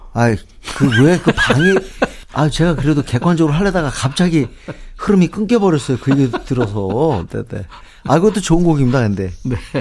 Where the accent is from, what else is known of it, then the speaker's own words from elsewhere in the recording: Seoul, South Korea; 저는 어렸을 때부터 여기 살았잖아요. 서울에